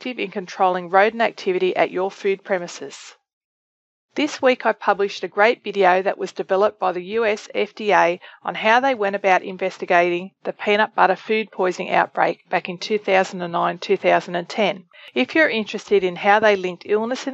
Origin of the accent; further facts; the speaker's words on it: Australia; moved away; from my home country of Australia